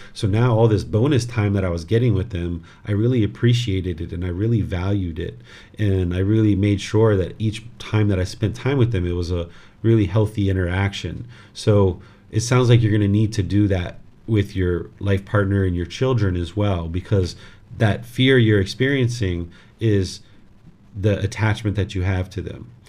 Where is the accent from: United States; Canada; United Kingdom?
United States; this body was born in America